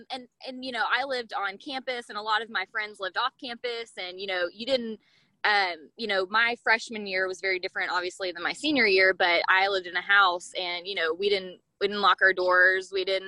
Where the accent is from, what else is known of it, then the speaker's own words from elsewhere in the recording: Arkansas, United States; moved away as an adult; also born or lived in Anchorage, Alaska; I am originally from Arkansas and I went, actually in fall of 2011, I moved to Anchorage to go to college there.